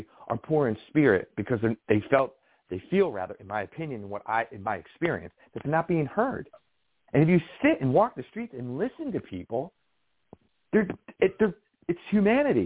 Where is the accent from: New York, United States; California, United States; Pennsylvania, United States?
New York, United States; I'm a New Yorker